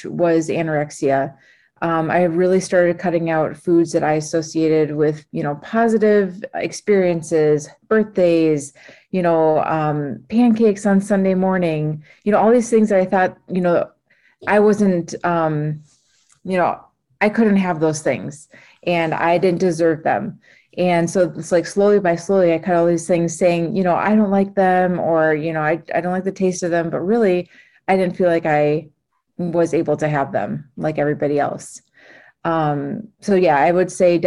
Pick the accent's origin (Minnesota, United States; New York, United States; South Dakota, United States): Minnesota, United States; I grew up in Minnesota